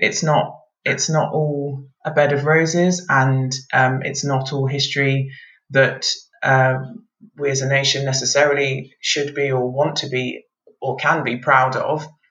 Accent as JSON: {"language": "English", "region": "England", "country": "United Kingdom", "tie": "born or raised there", "also_born_or_lived": "Nigeria / Scotland", "said": "we lived up in Scotland for a number of years before moving down to England um, when I was uh, about five or six years old, and we've been in England ever since"}